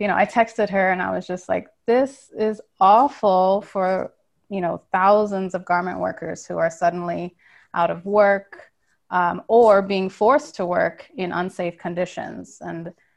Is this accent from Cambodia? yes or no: yes; Cambodia; I'm half Cambodian, half American, and I grew up in Cambodia.